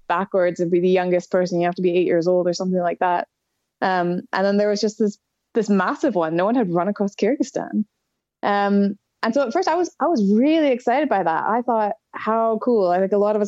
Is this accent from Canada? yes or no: yes; Canadian Rockies, Canada; moved away as an adult; now in Scotland, United Kingdom; I live in Scotland now, but I'm from the Canadian Rockies.